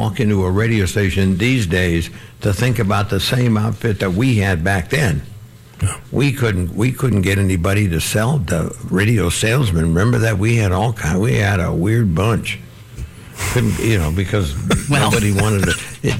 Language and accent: English; Florida, United States; moved away as an adult; also born or lived in Tampa; now in New York, United States; I heard I was from Florida